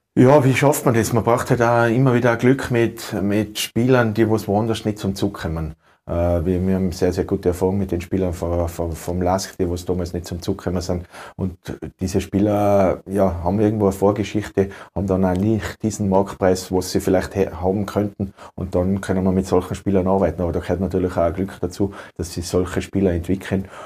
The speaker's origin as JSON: {"language": "German", "region": "Tyrol", "country": "Austria", "said": "Ich bin in Tirol zu Hause, äh, Tirol ist mein Heimatland, ich liebe das Land über alles"}